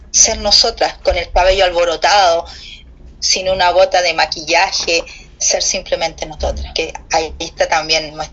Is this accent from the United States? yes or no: no; Chile; es, un cariño recíproco que tú se, se, siente que tú sientes por mi tierra y es va para allá, claramente el mío por la de ustedes, por ese México tan bonito